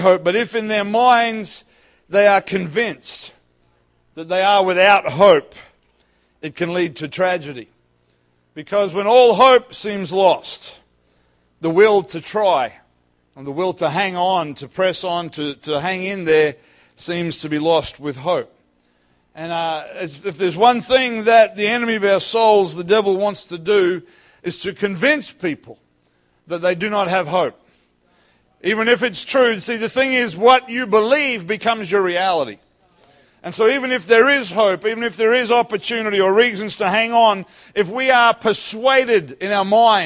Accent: North Queensland, Australia; also born or lived in Ellenbrook, Western Australia; now in Perth, Australia; I grew up in North Queensland

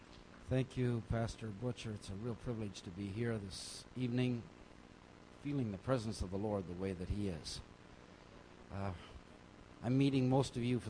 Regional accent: India; And growing up in India, of course, cricket was pretty big there too. And I remember listening to the matches growing up.

